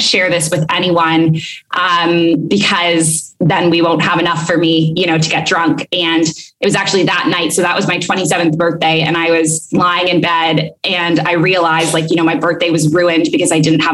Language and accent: English; Canada; moved away as an adult; also born or lived in Kuwait / Abu Dhabi; now in Bali, Indonesia; So I'm Canadian originally. I've lived abroad for a long time, for the past 7